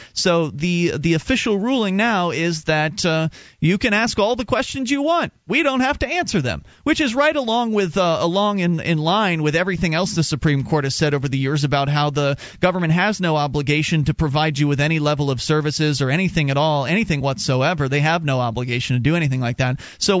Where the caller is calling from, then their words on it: New York, United States; New York.